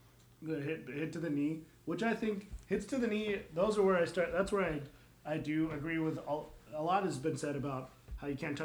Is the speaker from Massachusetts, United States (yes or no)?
yes; Cape Cod, Massachusetts, United States; Because I'm from Cape Cod.